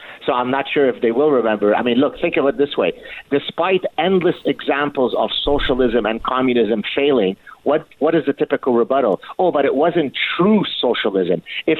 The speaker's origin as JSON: {"language": "English", "country": "Canada", "said": "I say we, by the way, I'm Canadian. But maybe an honorary American, right?"}